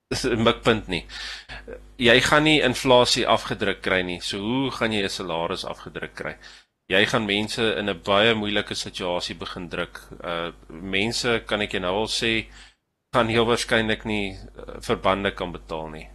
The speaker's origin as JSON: {"language": "Afrikaans", "country": "South Africa", "said": "ek ek is 'n Suid-Afrikaner"}